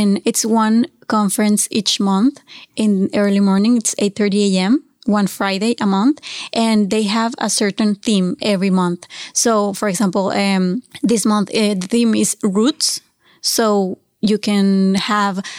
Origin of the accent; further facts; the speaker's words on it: Mexico; English is a second language; moved away as an adult; also born or lived in Monterrey, Mexico / Mexico City, Mexico / Halifax, Canada / Vancouver, Canada; now in Toronto, Canada; I am from Mexico and I have been here in Toronto for almost 2 years now. And I was raised in a pretty small town, actually.